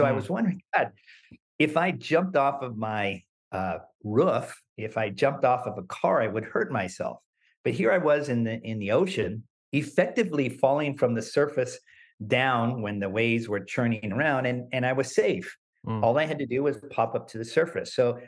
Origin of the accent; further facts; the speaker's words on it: Los Angeles, California, United States; my parents first took me to a beach, Santa Monica Beach, and that was the closest beach to my hometown in Los Angeles.